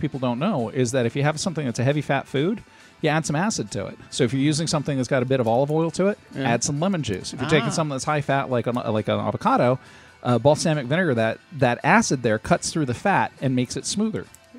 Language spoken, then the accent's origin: English; Los Angeles, California, United States; where I grew up in Los Angeles, my godfather was one of the old Mexican Los Angeles families, the Corderos.